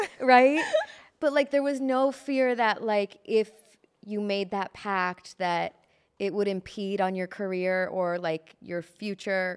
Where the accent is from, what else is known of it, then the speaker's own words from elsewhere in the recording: Chicago, Illinois, United States; moved away as an adult; now in Los Angeles, United States; I moved here from Chicago in twenty thirteen